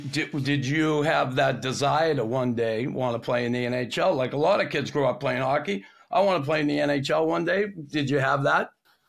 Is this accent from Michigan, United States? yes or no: no; Boston, Massachusetts, United States; now in Montreal, Canada; when I grew up in Boston